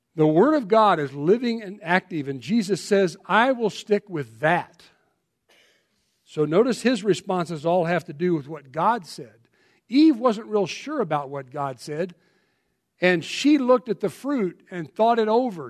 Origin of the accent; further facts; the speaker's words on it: Colorado, United States; I'm from Colorado